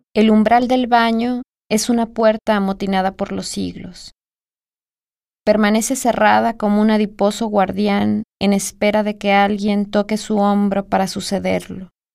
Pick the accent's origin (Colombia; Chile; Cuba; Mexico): Mexico; Guadalajara, Jalisco; Nací en Guadalajara, Jalisco, en 1982.